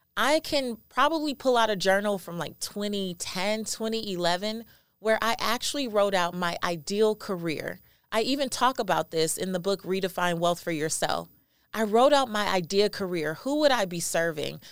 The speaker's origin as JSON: {"language": "English", "town": "Los Angeles", "region": "California", "country": "United States", "tie": "born or raised there", "said": "I am a first generation American. I am Belizean, and I was raised in South Central Los Angeles, an area called Lemur Park"}